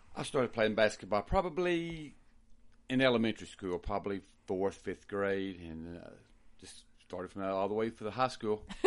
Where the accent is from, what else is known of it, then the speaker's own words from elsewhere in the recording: Lubbock, Texas, United States; also born or lived in Hereford; I was born here in Lubbock, went to school, high school here in Lubbock, went to tech.